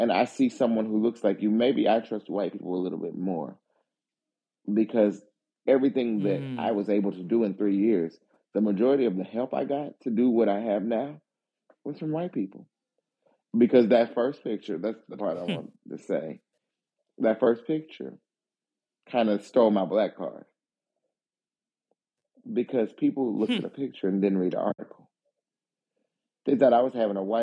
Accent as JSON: {"language": "English", "region": "the South", "country": "United States", "tie": "born or raised there", "said": "growing up in the South, what you really, in my neighborhood, what's crazy is there are probably, within a 20-minute walk, 5 former plantations"}